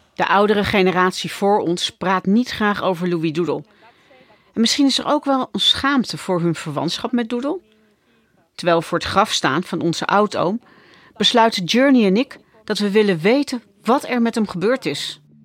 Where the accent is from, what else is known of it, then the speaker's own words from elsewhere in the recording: Netherlands; Ik ben ook nog eens een keer opgegroeid in Nederland